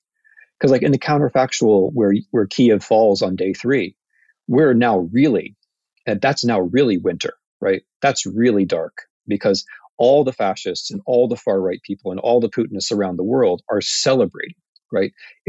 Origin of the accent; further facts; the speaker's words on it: United States; as an American